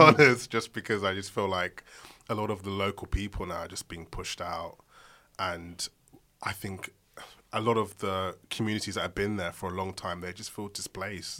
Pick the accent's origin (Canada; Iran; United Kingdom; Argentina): United Kingdom; London; I'm from Southeast London.